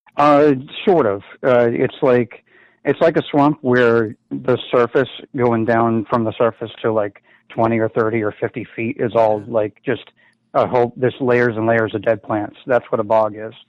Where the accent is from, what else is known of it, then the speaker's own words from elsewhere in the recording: Boston, Massachusetts, United States; I'm from Boston